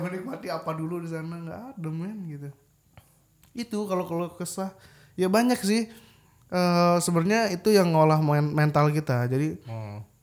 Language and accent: Indonesian; Bandung, West Java, Indonesia; moved away as an adult; now in Yogyakarta, Indonesia; Gue di Bandung itu tinggal gue tuh rumah gue ya di daerah kota Bandung Timur